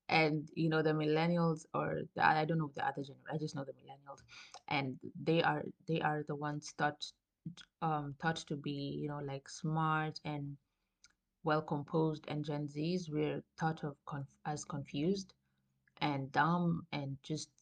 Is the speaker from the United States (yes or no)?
no; Coast, Kenya; moved away as an adult; now in Germany; I am from the coast, literally, and it's never cold at the coast